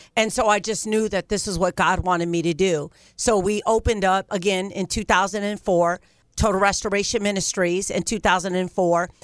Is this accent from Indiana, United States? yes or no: no; Ohio, United States; moved away as an adult; now in California, United States; I'm from Ohio